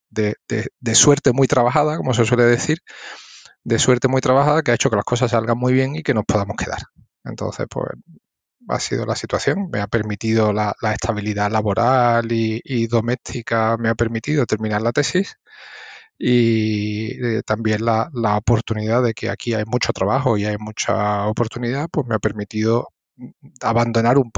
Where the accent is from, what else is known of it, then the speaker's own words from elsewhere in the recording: Seville, Andalusia, Spain; accent: Triana; moved away as an adult; now in Germany; yo espero no perder nunca mi acento de Triana